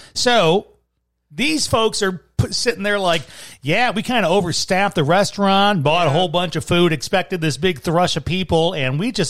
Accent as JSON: {"language": "English", "region": "Midwest", "country": "United States", "moved": "yes", "said": "As a Midwesterner"}